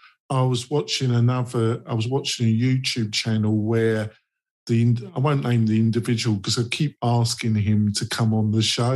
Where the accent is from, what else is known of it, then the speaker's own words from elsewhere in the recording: England, United Kingdom; I'm English